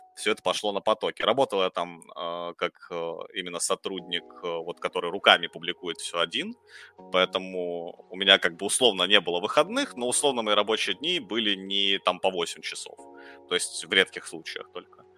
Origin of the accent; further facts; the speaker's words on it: Dnipro, Dnipropetrovsk Oblast, Ukraine; moved away as an adult; also born or lived in Kyiv; now in Moscow, Russia; Я же сам как бы украинец, вот, из Украины. А, жил большую часть жизни в Днепропетровске.